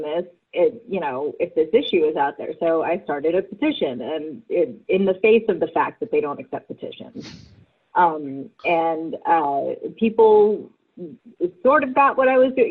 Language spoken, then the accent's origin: English; Virginia, United States; moved away as an adult; now in Los Angeles, United States; I'm from Virginia and I'm a writer